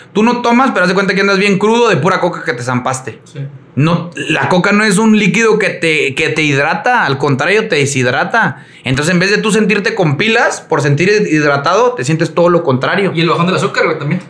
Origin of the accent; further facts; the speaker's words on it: Mexico; soy mexicano